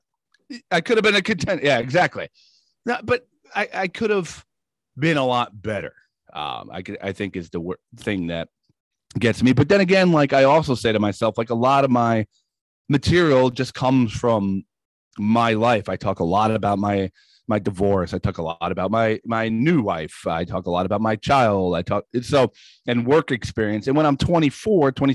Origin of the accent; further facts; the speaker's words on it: Woodbridge, New Jersey, United States; also born or lived in Rockaway, New Jersey; I grew up in Woodbridge